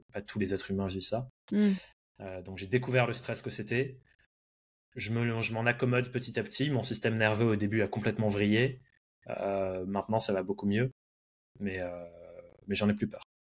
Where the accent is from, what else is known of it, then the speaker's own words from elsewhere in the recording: France; also born or lived in England; je suis anglais de naissance, mais j'ai grandi en France, passé euh, quasiment toute ma vie en France